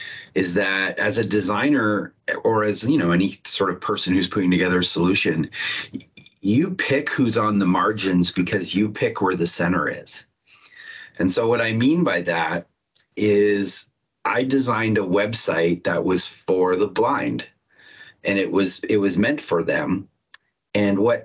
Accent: Toronto, Ontario, Canada; now in Seattle, United States; I'm in Seattle, around the Seattle area right now, because I work at Microsoft, but I'm from Toronto, Canada.

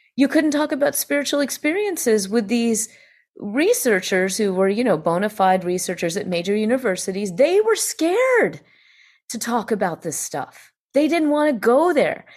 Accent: Greenville, South Carolina, United States; I find myself actually in my hometown in Greenville, South Carolina, where I was raised and where I was born

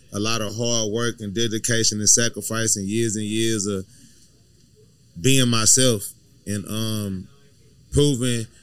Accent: Houston, Texas, United States; I'm from South Park. I'm from the south side of Houston, like the deep south side of Houston. I grew up with OGs

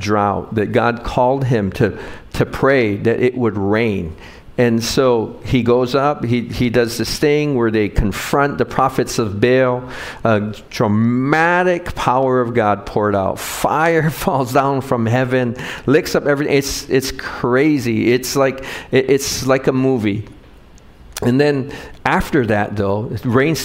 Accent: Wahiawa, Hawaii, United States; I grew up in Wahiawa

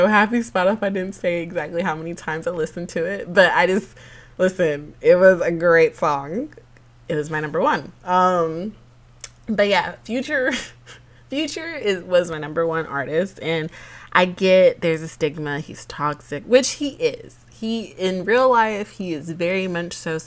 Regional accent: Georgia, United States; I'm from Georgia

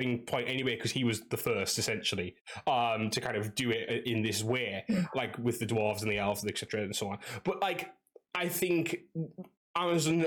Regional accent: England, United Kingdom; I'm from England

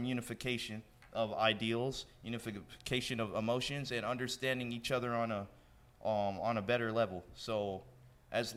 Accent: Alaska, United States; now in Florida, United States; I'm from Alaska

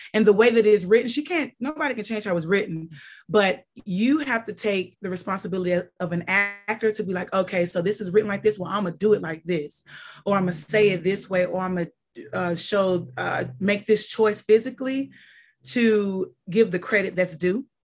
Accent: Mississippi, United States; I'm from Mississippi

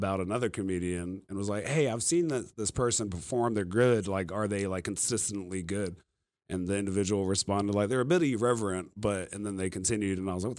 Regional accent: Virginia, United States; moved away; also born or lived in Arizona / North Carolina; I'm from Virginia

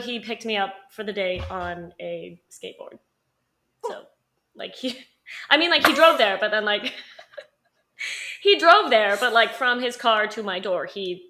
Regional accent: Utah, United States; We are from Utah.

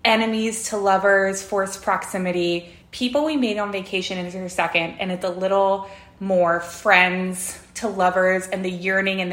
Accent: California, United States; moved away as an adult; now in Dallas, United States; born and raised in California

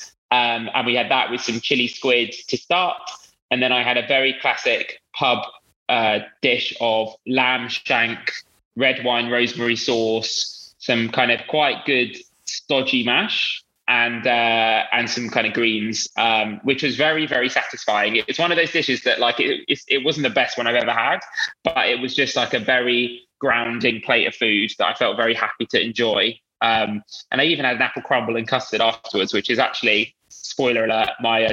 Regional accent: London, United Kingdom; I'm from Northwest London. So there's quite a big Indian community where I live. And so a lot of my friends growing up were Indian

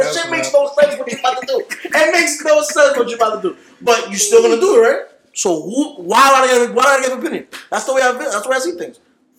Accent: United States; I'm American

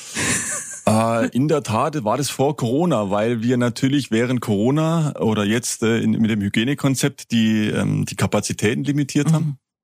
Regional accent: High Black Forest, Baden-Württemberg, Germany; da ich ja ein, ein Kind des Hochschwarzwaldes bin

